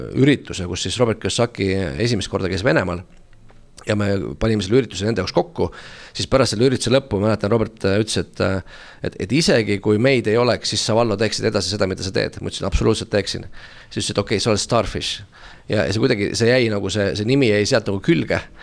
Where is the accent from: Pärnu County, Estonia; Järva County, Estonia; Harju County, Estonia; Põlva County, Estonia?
Harju County, Estonia; Tallinn; ma tulen Tallinnast, olen siin äh, üles kasvanud